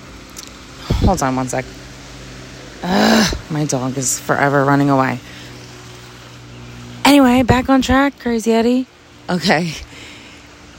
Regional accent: New Jersey, United States; We're from Jersey

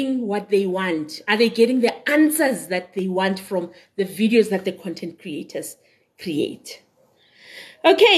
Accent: Benoni, Gauteng, South Africa; moved away; also born or lived in Daveyton; I grew up in Whiteville. I'm in Whiteville. I went to school in Davyton, so I am so East Rand. But I don't live in East Rand now.

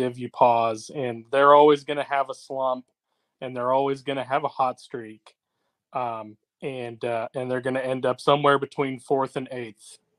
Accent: Oregon, United States; moved away; I grew up in Oregon

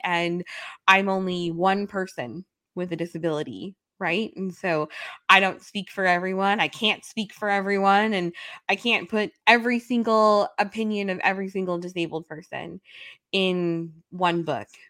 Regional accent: New York City, New York, United States; I'm a New Yorker

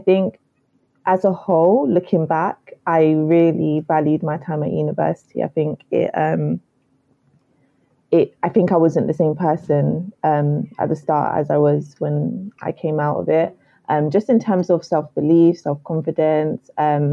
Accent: London, United Kingdom; I grew up in Southeast London, still where I am now

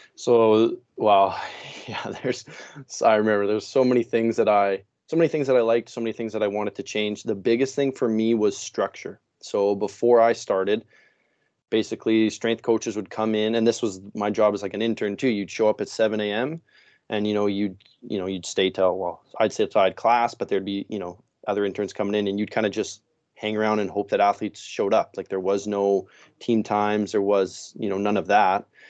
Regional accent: Saskatchewan, Canada; moved away as an adult; now in Langley, Canada; I am originally actually from Saskatchewan, so middle of the country.

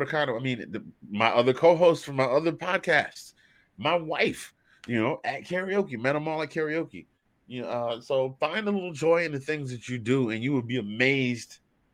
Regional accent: Georgia, United States

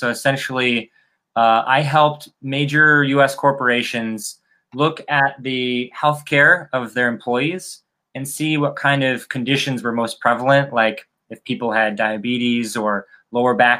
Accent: Chicago, Illinois, United States; moved away as an adult; now in Miami, United States; I'm originally from Chicago. But 4 years ago, I moved to Miami

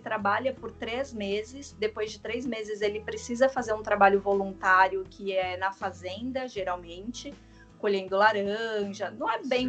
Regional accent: Brazil; also born or lived in Australia; eu sou brasileira

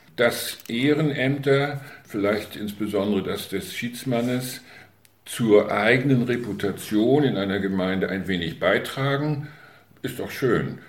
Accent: Möhnsen, Schleswig-Holstein, Germany; meine Heimatgemeinde

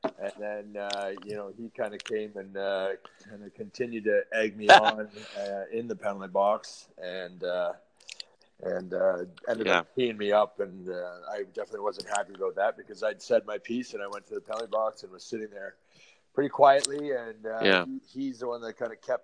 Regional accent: London, Ontario, Canada; I like being here in London

